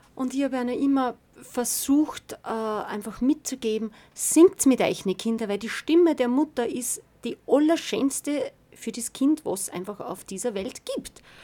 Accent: Weizenkirchen, Upper Austria, Austria; bin aus Weizenkirchen

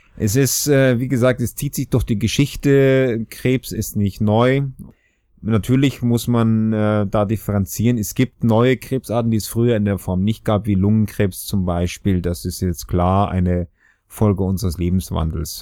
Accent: Austria; moved away as an adult; also born or lived in Regensburg, Germany / Göttingen, Germany; obwohl es mich hört, bin ich auch Österreicher

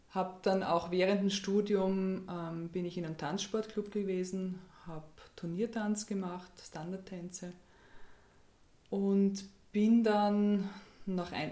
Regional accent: Graz, Styria, Austria; Ja, ich bin geboren in Graz, ähm, bin auch dort aufgewachsen, zur Schule gegangen.

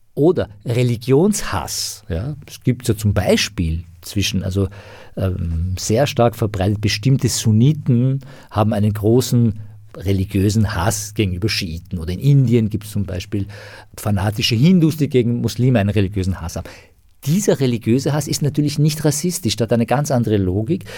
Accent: Iran; moved away; ich bin sozusagen als Iraner, der halt irgendwie aus einem islamisch geprägten Land kommt

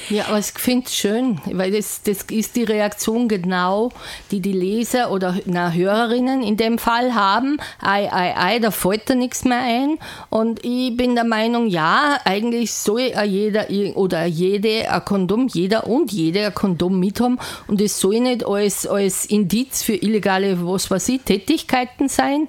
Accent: Salzburg, Austria; bei uns in Salzburg

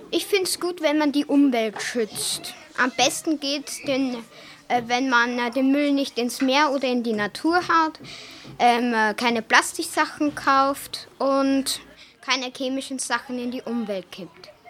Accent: Hungary; ich komme aus Ungarn.

